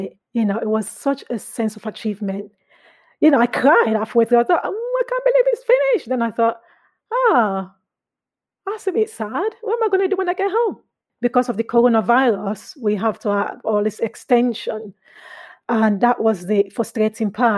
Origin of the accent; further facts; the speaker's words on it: Sierra Leone; also born or lived in England; now in United Kingdom; I'm originally from Sierra Leone